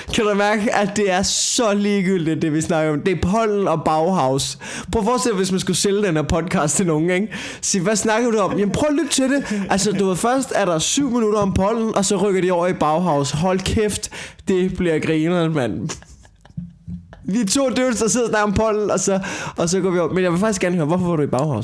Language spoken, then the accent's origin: Danish; Denmark; jeg har opvokset på landet